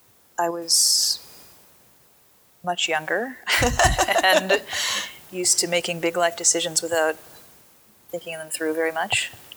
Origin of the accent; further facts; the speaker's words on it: Southern California, United States; moved away as an adult; also born or lived in San Francisco, United States; now in Miami, United States; I grew up in Southern California